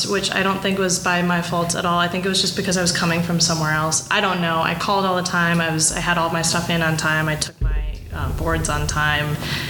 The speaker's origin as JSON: {"language": "English", "town": "Appleton", "region": "Wisconsin", "country": "United States", "tie": "born or raised there", "also_born_or_lived": "Madison, Wisconsin / Baltimore, Maryland", "lives_now": "Milwaukee, United States", "said": "So I grew up in Appleton, Wisconsin"}